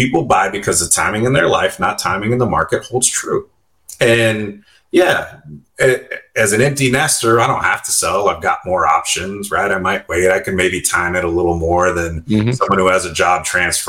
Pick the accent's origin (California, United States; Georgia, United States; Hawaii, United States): California, United States; I'm born and raised in California. I like it here